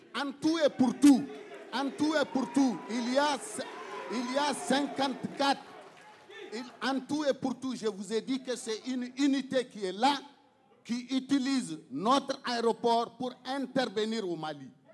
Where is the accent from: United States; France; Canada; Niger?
Niger; il est question de notre pays. Il est question du Niger